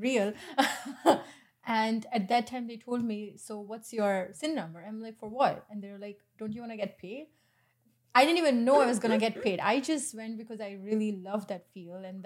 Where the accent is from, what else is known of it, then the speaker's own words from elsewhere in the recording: India; moved away as an adult; now in Canada; as an Indian, as an immigrant who was once a student who has been deported as well